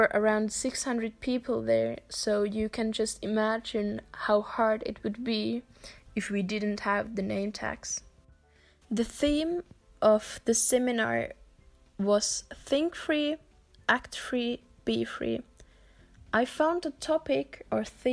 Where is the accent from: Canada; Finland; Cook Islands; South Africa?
Finland; also born or lived in Germany; I'm 19 years old, and I'm from Finland